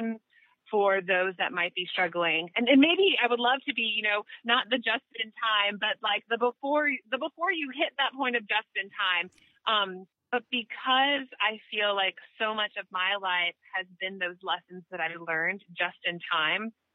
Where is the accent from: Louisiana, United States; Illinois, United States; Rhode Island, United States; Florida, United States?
Florida, United States; Tallahassee; I was expelled from Lincoln High School here in Tallahassee. And I joined a dropout prevention program at Rickards High School